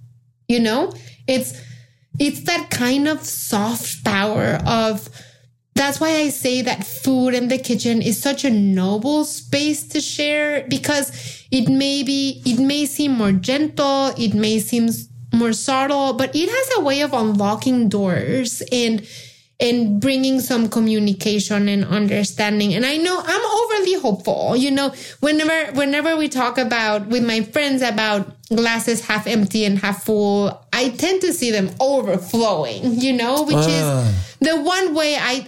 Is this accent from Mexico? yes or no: yes; Mexico; English is a second language; moved away; Being Jewish in Mexico, which is a country that when I was growing up in Mexico, you know, I was born in the 70s, and Mexico then was 98% Catholic.